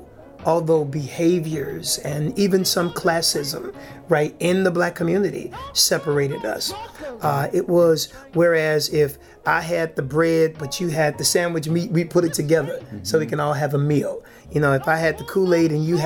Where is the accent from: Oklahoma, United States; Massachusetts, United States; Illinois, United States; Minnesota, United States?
Illinois, United States; Chicago; born and raised right here in the Bronzeville community. Been here my entire life.